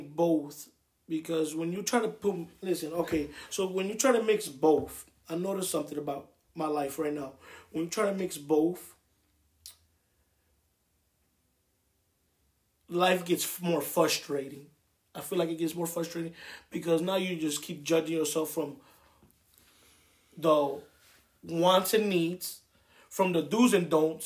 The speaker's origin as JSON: {"language": "English", "town": "Milwaukee", "region": "Wisconsin", "country": "United States", "tie": "born or raised there", "also_born_or_lived": "Puerto Rico", "said": "I was born in Puerto Rico and raised in Milwaukee, Wisconsin"}